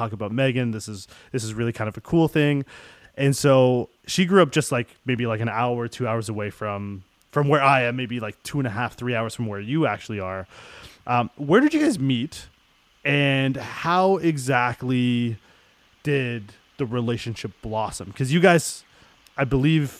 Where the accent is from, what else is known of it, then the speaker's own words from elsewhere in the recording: Toronto, Ontario, Canada; now in Mississauga, Canada; I grew up in Toronto for most of my life. I only moved out to Mississauga once I got married